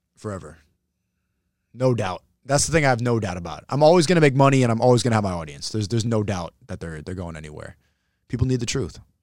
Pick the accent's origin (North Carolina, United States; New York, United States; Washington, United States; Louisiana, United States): New York, United States; I'm from New York